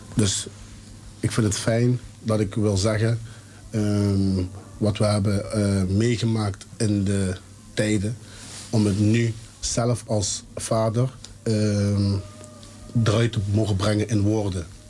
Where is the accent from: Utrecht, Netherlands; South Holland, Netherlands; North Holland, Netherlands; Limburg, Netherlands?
Limburg, Netherlands; Heerlen; accent: soft G; uit Heerlen, geboren uit Heerlen.